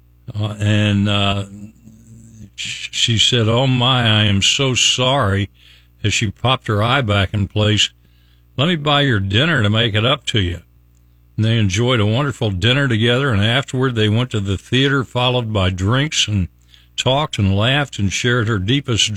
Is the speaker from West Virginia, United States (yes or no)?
yes; Logan, West Virginia, United States; now in Tampa Bay, United States; From my hometown, little hometown of Logan, West Virginia